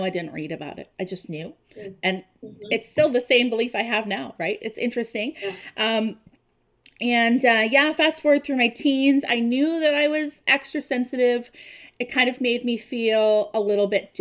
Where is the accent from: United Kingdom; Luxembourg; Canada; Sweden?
Canada; East Coast; moved away as an adult; now in Ontario, Canada; We currently live in Ontario, but we are from the East Coast.